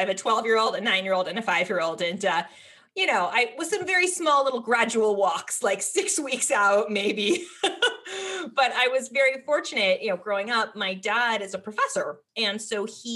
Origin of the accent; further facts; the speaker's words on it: Berkeley, California, United States; I grew up in Berkeley, California